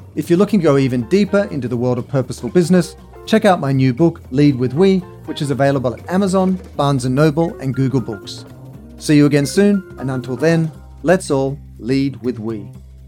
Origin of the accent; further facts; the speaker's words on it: Sydney, New South Wales, Australia; when I was really young in Australia, growing up in Sydney